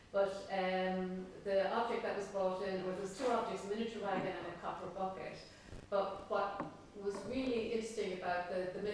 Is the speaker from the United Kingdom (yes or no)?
no; Cork, Munster, Ireland; I'm from Cork.